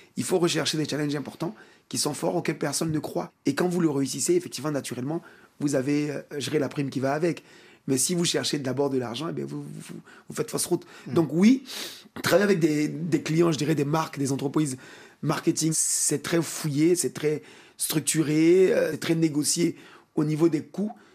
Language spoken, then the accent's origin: French; Côte d’Ivoire; chez nous, en Côte d'Ivoire et en Afrique